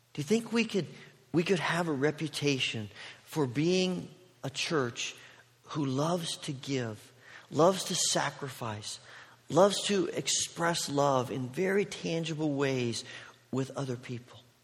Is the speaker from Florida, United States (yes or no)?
no; Indiana, United States; moved away as an adult; also born or lived in Oregon; I grew up in Indiana